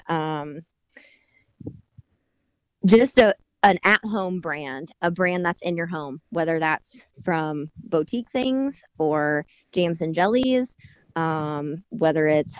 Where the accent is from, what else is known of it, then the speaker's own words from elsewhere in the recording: Bargersville, Indiana, United States; I grew up in Bartlesville. And so grew up going to Franklin, and then my boutique is down in Morgantown.